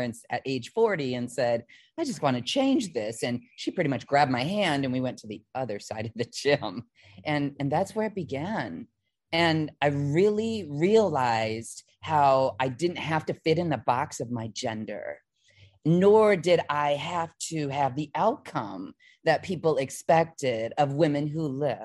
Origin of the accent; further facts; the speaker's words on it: Midwest, United States; I was from the Midwest